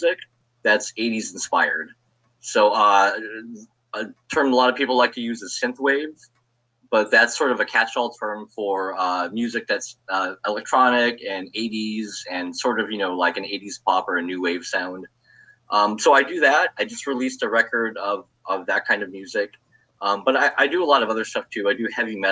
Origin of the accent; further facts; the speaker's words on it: Hawaii, United States; moved away as an adult; now in Los Angeles, United States; I'm originally from Hawaii. I was born and raised there, and actually lived there until I was 30.